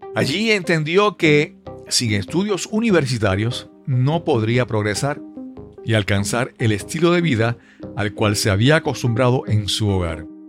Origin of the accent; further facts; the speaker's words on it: Yabucoa, Puerto Rico; viajaba de San Juan a Yabucoa, a mi pueblo